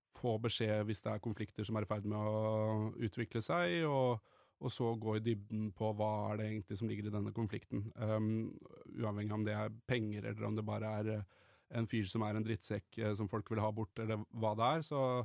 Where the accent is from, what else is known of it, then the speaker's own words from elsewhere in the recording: Drammen, Buskerud, Norway; jeg er fra Drammen